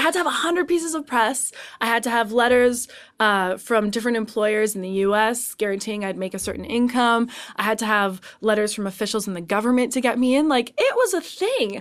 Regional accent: Canada; I'm Canadian

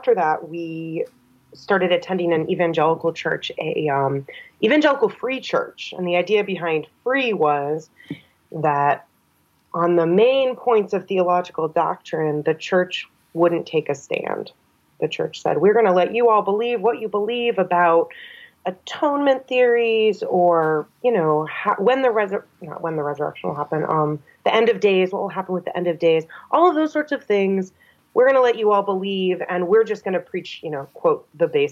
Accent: New Hampshire, United States; growing up in New Hampshire kind of compounds the whiteness

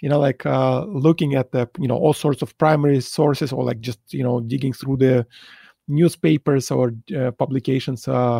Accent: Saint Petersburg, Russia; moved away as an adult; now in Singapore; I grew up in Leningrad, St. Petersburg, and it was a pretty good place to grow up as a chess player

